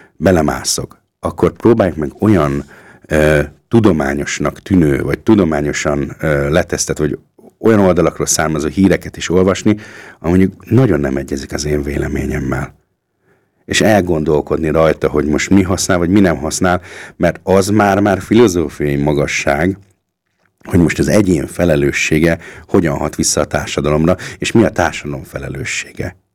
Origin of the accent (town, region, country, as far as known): Hungary; now in Austria